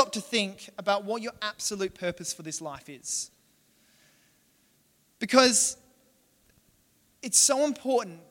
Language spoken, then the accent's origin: English; Western Australia, Australia; also born or lived in Perth; now in Adelaide, Australia; I'm from Western Australia, right, originally. I live in Adelaide